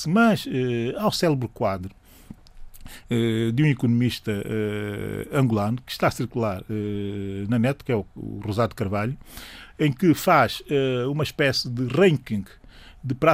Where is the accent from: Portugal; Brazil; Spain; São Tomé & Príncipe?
São Tomé & Príncipe; Sou de São Tomé e Príncipe, estamos germanos quase cabeça, carpinteiro, uh, empreendedor e também artesão